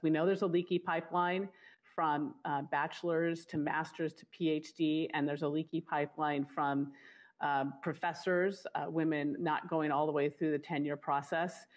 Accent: Long Beach, California, United States; I grew up in Long Beach, California

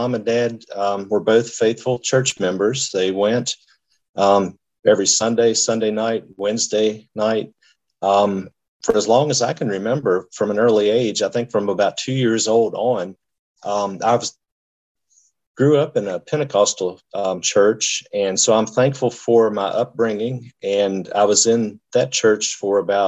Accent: Harrisonburg, Virginia, United States; I am from Harrisonburg, Virginia, which is on it's in the Shenandoah Valley, which is about 2 hours southwest sort of Washington, D.C. And I've lived there my whole life

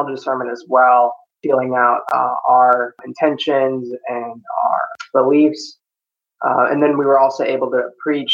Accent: Tucson, Arizona, United States; now in Seattle, United States; I was born and raised in Tucson, Arizona

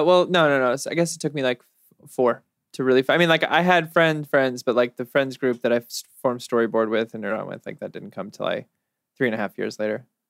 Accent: California, United States; also born or lived in New York; I'm from California

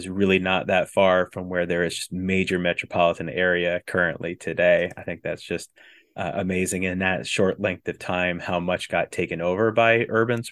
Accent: Wisconsin, United States; moved away as an adult; now in Florida, United States; I grew up in Wisconsin. I moved down to Florida for med school

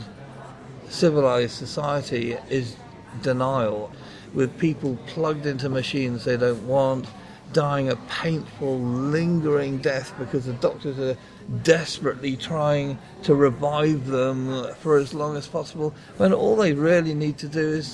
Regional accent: United Kingdom; moved away; I love my home country

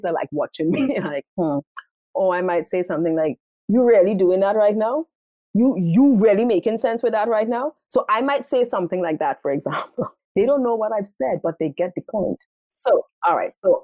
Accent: Trinidad & Tobago; accent: Caribbean; moved away as an adult; also born or lived in Qatar; I am from Trinidad and Tobago. I speak English. When I get passionate, you will hear the sound of the Caribbean coming.

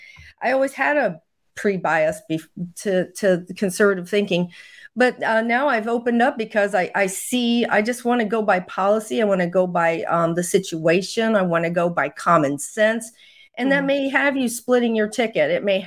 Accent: United States; But overall, I'm an American. I look for truth.

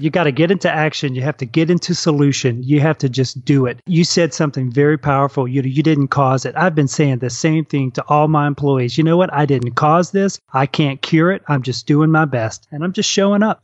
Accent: New Orleans, Louisiana, United States; moved away; also born or lived in New Zealand; I came back and I got settled back in our hometown of New Orleans

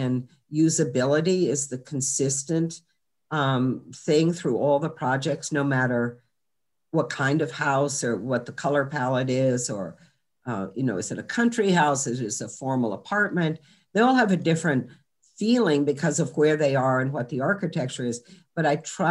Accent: Charlottesville, Virginia, United States; I grew up in Charlottesville, Virginia

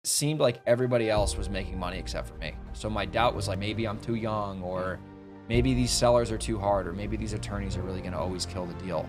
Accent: New York City, New York, United States; moved away as an adult; also born or lived in Boston, Massachusetts; I grew up in New York.

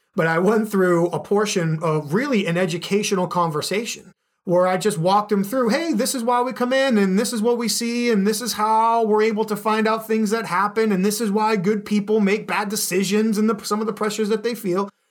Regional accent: Boston, Massachusetts, United States; now in Chicago, United States; growing up in the Boston area

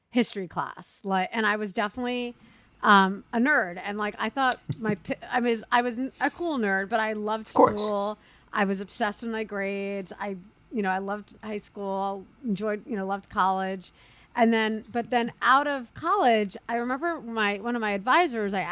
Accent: New York, United States; I'm a New Yorker.

